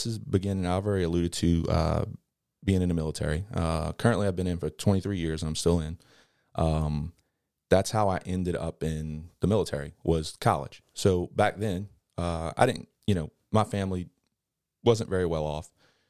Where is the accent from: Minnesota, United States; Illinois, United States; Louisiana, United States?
Louisiana, United States; Kenner; I'm from Kennebra.